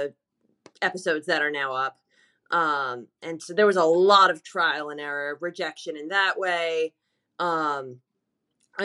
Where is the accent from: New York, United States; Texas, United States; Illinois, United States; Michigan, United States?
New York, United States; New York City; I am also from New York City. Born and raised